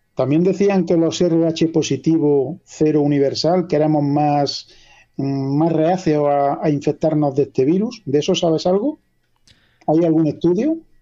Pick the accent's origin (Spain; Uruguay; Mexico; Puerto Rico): Spain; La Carolina, Andalusia; Yo soy de la Carolina, provincia de Jaén, y aquí somos un pueblo relativamente pequeño.